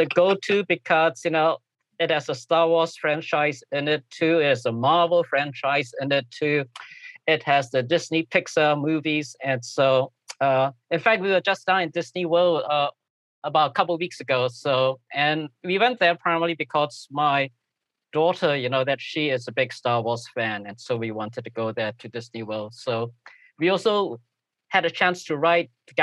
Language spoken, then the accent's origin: English; Singapore; accent: Singlish; also born or lived in Chicago suburbs, Illinois; now in Chicago, United States; I'm originally from Singapore